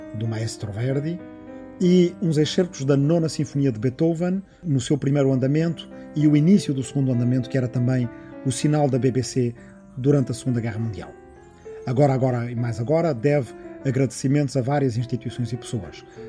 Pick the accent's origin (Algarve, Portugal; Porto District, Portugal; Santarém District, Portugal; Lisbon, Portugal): Santarém District, Portugal; Arrifana; na minha aldeia de Arrifana, no Ribatejo